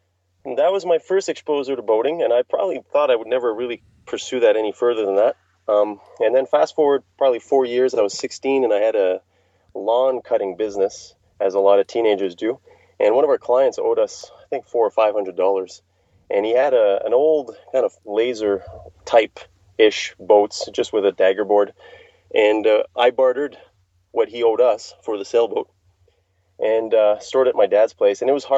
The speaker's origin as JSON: {"language": "English", "town": "Montreal", "region": "Quebec", "country": "Canada", "said": "I'm from Montreal, so it was in upstate New York."}